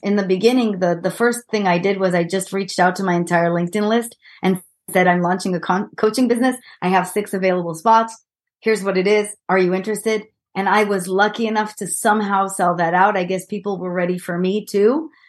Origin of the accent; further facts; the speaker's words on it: Israel; English is a second language; moved away; I'm an Israeli and as you might hear from my sexy accent